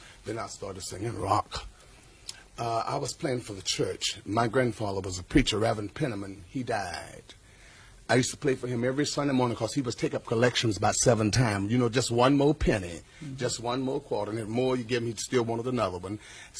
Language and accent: English; Macon, Georgia, United States; moved away as an adult; now in California, United States; I was a dishwasher at the Greyhound bus station in my hometown, Macon, Georgia.